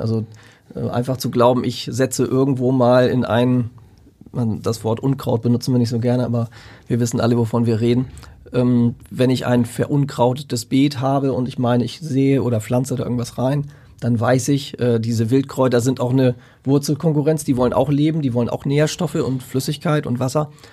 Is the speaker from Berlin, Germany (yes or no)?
no; Lüneburg Heath, Lower Saxony, Germany; in der Lüneburger Heide, wo ich herkomme, haben wir sehr sandigen Boden